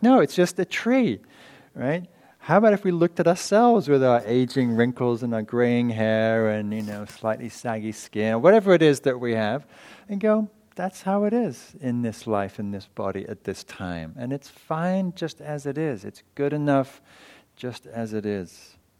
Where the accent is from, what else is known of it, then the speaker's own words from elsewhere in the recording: England, United Kingdom; moved away; from England